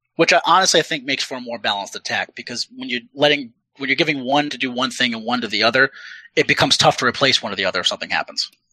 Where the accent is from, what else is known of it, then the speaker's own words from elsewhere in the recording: Rhode Island, United States; I'm from Rhode Island.